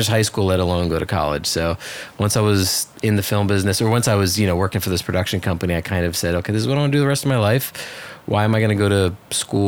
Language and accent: English; New York City, New York, United States; moved away as an adult; also born or lived in Miami, Florida; now in Hollywood, Florida, United States; I grew up in New York City on the Upper West Side